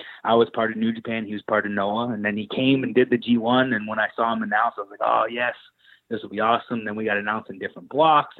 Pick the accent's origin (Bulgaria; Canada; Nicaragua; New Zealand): Canada; growing up in Canada, we only got WWF